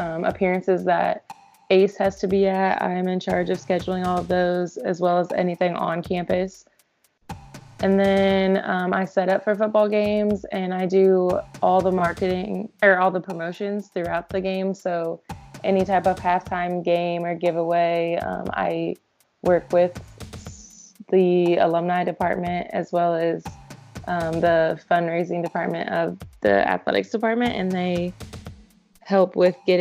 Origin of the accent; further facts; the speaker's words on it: Indianapolis, Indiana, United States; also born or lived in Bellarmine University (Louisville, Kentucky); I am from Indianapolis